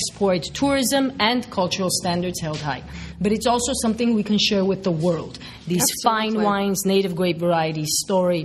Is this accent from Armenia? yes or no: yes; Armenia; I come from Armenia and I know tons of people and products and amazing things that come from there